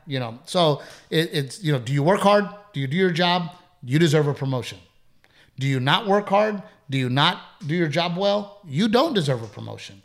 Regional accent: United States; I'm an American first.

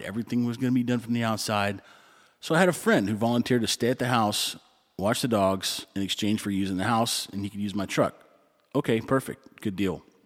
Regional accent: Texas, United States; moved away; I'm from Texas

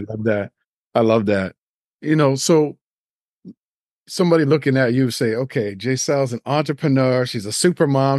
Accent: Nova Scotia, Canada; now in Toronto, Canada; I grew up in Nova Scotia

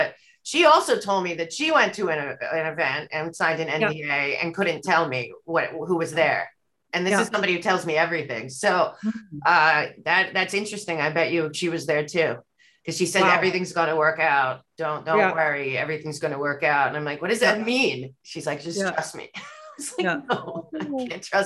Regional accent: United States; growing up in America

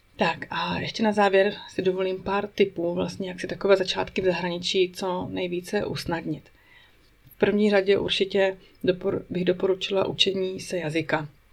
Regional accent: Czechia; moved away as an adult; now in Switzerland; náš život, český život tady ve Švýcarsku

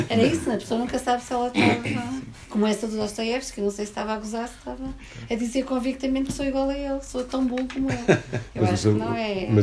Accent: Douro, Portugal; eu, como a Maria Manuel, sou do Douro.

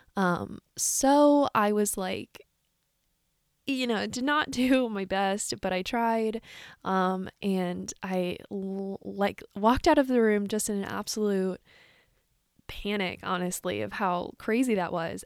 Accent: Silver Spring, Maryland, United States; moved away as an adult; now in New York, United States; I grew up in Silver Spring, Maryland, to a family of Irish musicians

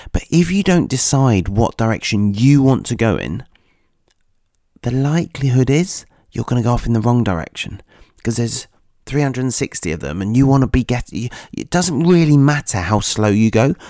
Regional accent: Nottingham, East Midlands, United Kingdom; my hometown, Nottingham

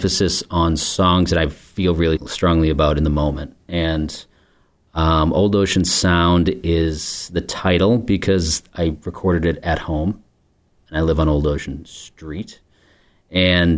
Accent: Scituate, Massachusetts, United States; also born or lived in Portland, Maine; now in Marshfield, United States; I grew up in Scituate, and I live here in Marshfield

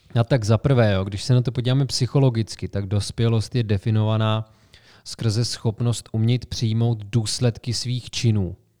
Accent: Sokolov, Karlovy Vary Region, Czechia; moved away as an adult; also born or lived in Prague; now in Plzeň, Czechia; Já jsem se poprvé stěhoval na vysokou školu, že jo? ze Sokolova do Plzně.

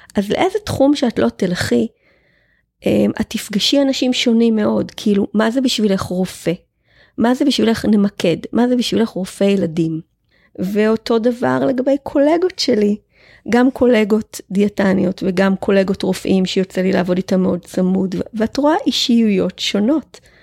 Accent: Israel; אני קיבוצניקית, גדלתי בלינה משותפת

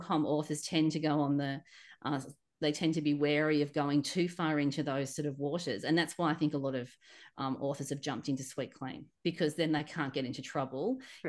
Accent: Australia; being an Aussie

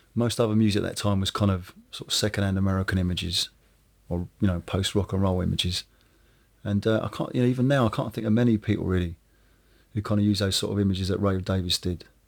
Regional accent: Woking, South East England, United Kingdom; I come from from Woking, which is a suburban town.

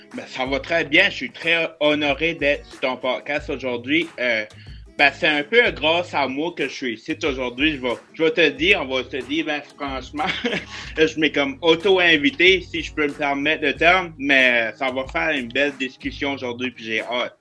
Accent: Bathurst, New Brunswick, Canada; je viens du nord du Nouveau-Brunswick, dans une ville qui s'appelle Batters.

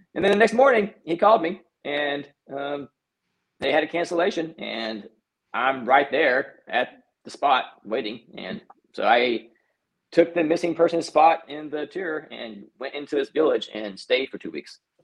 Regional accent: North Texas, United States; I grew up in Texas, mm-hmm. small town in North Texas

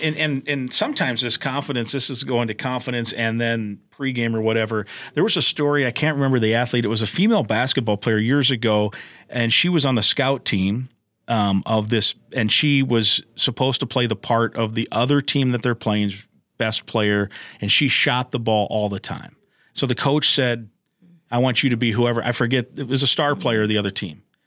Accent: Iowa, United States; I grew up in Iowa

